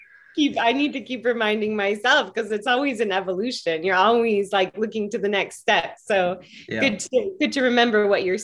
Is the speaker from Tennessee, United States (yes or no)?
no; Seattle, Washington, United States; In Seattle.